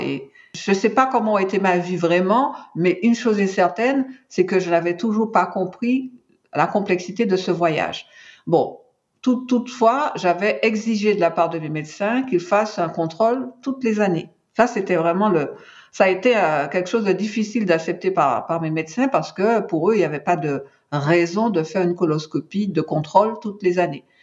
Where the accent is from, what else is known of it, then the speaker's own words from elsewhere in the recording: Martinique; je suis originaire de la Martinique